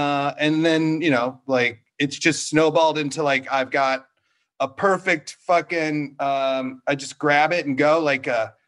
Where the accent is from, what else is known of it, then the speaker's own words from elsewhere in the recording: Iowa, United States; now in Los Angeles, United States; I grew up in Iowa and I lived in the woods.